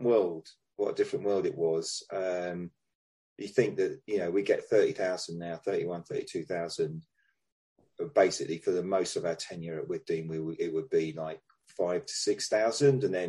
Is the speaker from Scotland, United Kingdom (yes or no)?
no; London, United Kingdom; moved away as an adult; now in Brighton, United Kingdom; I was down from London